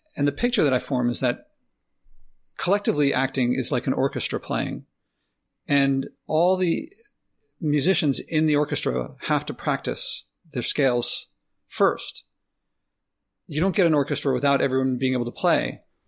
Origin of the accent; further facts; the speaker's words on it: Philadelphia, Pennsylvania, United States; moved away as an adult; now in New York City, United States; I'm from Philly